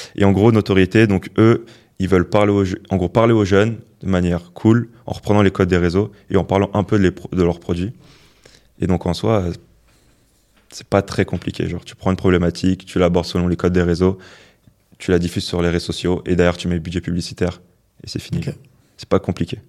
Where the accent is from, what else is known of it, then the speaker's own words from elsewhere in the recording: Le Plessis-Bouchard, Île-de-France, France; Je viens de banlieue, genre du Val d'Oise. Genre la ville d'où je viens